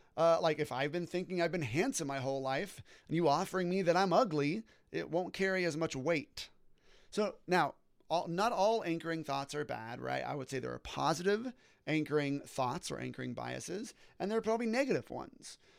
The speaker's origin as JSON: {"language": "English", "area": "Orange County", "region": "California", "country": "United States", "tie": "born or raised there", "said": "I was born and raised in Orange County, California"}